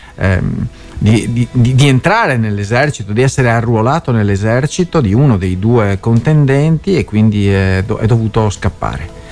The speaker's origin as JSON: {"language": "Italian", "region": "Veneto", "country": "Italy", "accent": "Venetian", "said": "la rubrica Parole al Vento dal Veneto. Si sente già il mio, il mio accento"}